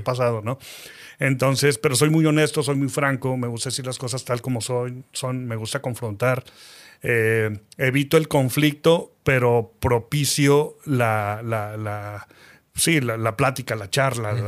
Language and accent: Spanish; Saltillo, Coahuila, Mexico; also born or lived in Mexico City / Cuba; nací en Ciudad de México a los ocho años más o menos nos fuimos a vivir a Saltillo. En Saltillo yo quería regresarme a Ciudad de México para estudiar eh, cine. No pude estudiar cine por situaciones familiares. Me quedé en Saltillo